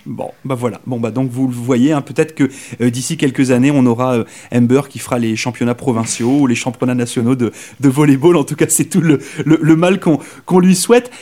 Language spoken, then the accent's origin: French; Brittany, France; moved away as an adult; now in Saint John, Canada; je viens de France, mais je viens d'une région en France, s'appelle la Bretagne, qui est complètement à l'ouest.